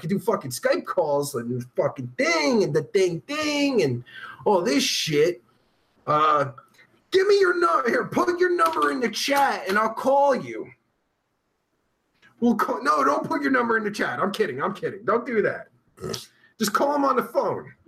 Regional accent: New Jersey, United States; now in Pennsylvania, United States; I'm originally from Jersey

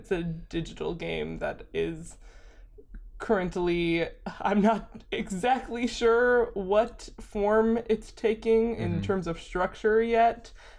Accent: Midwest, United States; I'm from the Midwest and I tie a lot of my identity to the Midwest

